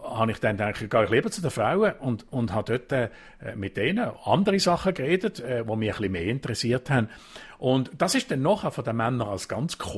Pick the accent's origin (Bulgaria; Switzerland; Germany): Switzerland; Kompromiss und Diskussionen, so wie bei uns in der Schweiz, das gibt es wirklich ganz, ganz selten bis gar nie.